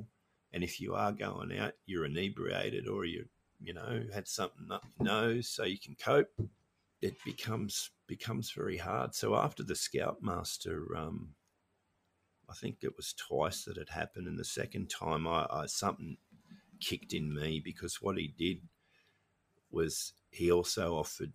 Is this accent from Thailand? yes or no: no; Australia; also born or lived in Norway / Sydney / Melbourne; I grew up in Australia